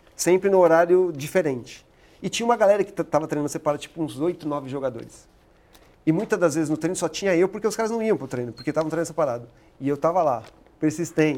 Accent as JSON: {"language": "Portuguese", "region": "São Paulo", "country": "Brazil", "tie": "born or raised there", "said": "eu cresci jogando futebol no Cruzeirinho do Jardim Maringá, lá, lá de Itaquera"}